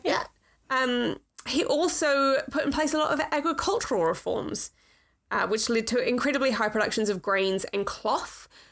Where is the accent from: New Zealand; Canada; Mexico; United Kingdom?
New Zealand; I come from New Zealand